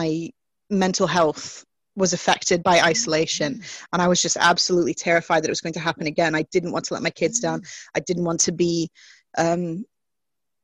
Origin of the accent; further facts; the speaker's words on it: United States; accent: American; moved away as an adult; also born or lived in Germany; now in Catterick, United Kingdom; So I'm American, the accent tells, and I came to the UK for university